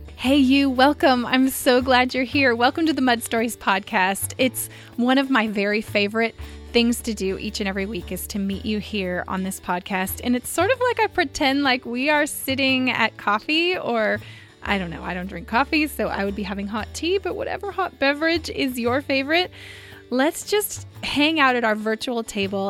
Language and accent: English; Visalia, California, United States; moved away as an adult; now in Southern California, United States; I grew up in Visalia